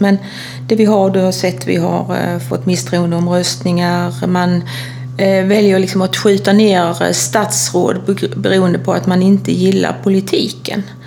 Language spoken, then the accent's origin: Swedish; Kristianstad, Skåne, Sweden; jag är ju från Kristianstad och där spelar vi ju handboll